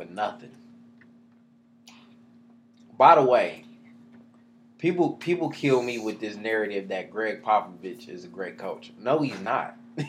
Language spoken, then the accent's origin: English; Northeast Ohio, United States